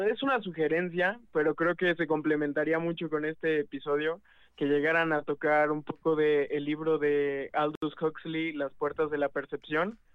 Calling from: Puebla, Mexico; de Ciudad de Puebla, viéndolos aquí casi, casi siempre que se pueda

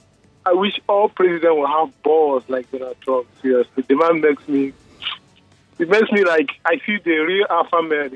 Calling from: Lekki, Lagos, Nigeria; This is …. I'm calling from Lekki.

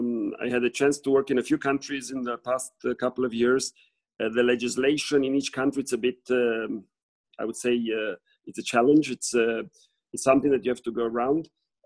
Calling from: Switzerland; I'm calling you from Switzerland.

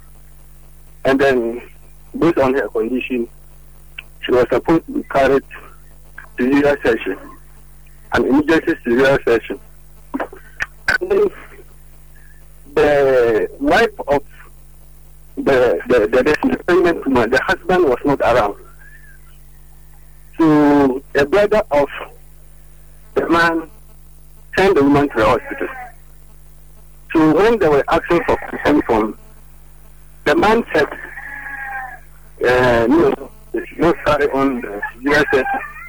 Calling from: Kumasi, Ashanti, Ghana; Yeah, I'm calling from Kumasi.

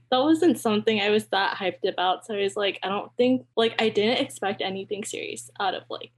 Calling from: Cupertino, California, United States; I'm calling in from Cupertino

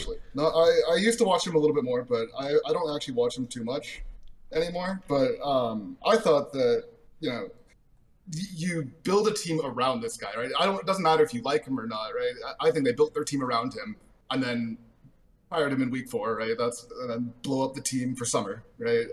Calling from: Arizona, United States; I am calling from Arizona

